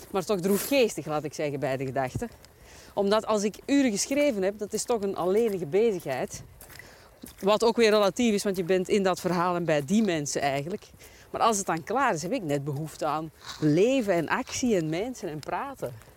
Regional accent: Belgium; we als Belgen

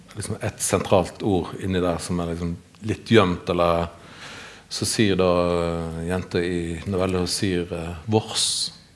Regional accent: Western Norway, Norway; moved away; så er jo en vestlending og blir sett som en vestlending

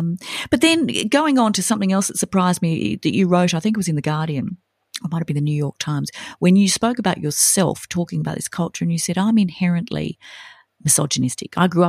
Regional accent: Sydney, New South Wales, Australia; me and my friends did growing up in Sydney and attending private schools.

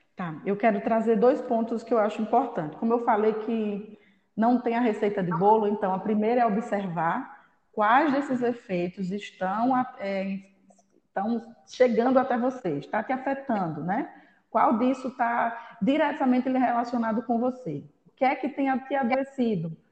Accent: Northeast Region, Brazil; nós como brasileiros e nordestinos, então, ainda mais, somos muito de contato

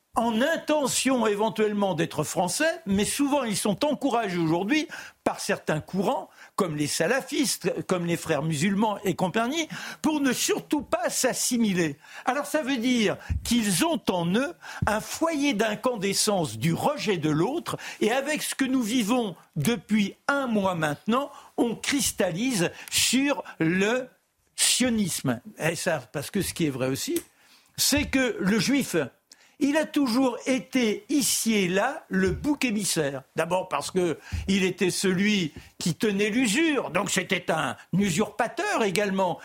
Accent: France; je suis fier d'être français. Je suis viscéralement français.

